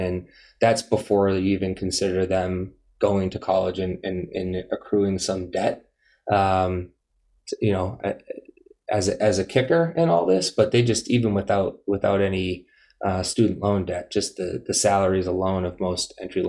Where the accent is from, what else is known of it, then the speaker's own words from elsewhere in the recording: Methuen, Massachusetts, United States; growing up in Methuen, Massachusetts